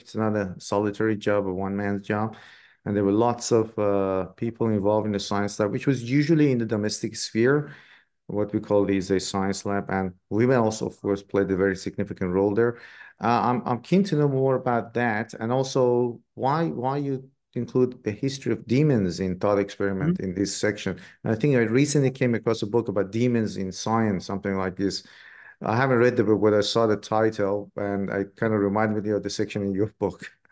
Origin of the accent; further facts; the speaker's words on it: Iran; moved away; I grew up in Iran myself